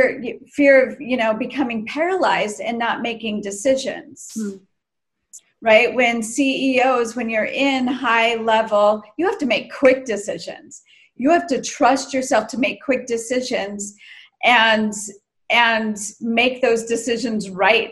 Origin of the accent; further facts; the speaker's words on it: United States; growing up in the States